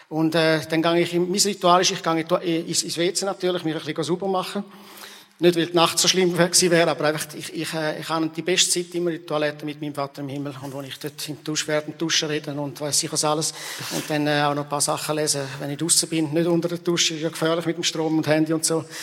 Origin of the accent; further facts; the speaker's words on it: Rwanda; Und ich bin natürlich selber auch in der Mission aufgewachsen in Ruanda, wo wir äh, viele Hungersnotbereiche gesehen haben.